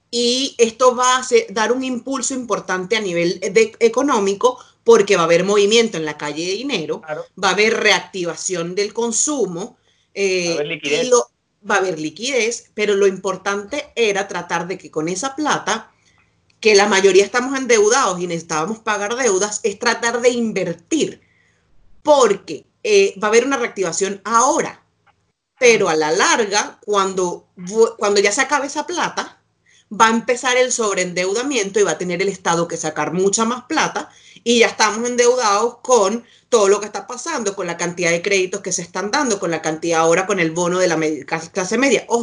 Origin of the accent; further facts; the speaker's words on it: Chile; ahora o aquí yo siendo chilena, supongo, porque además yo tengo la nacionalidad chilena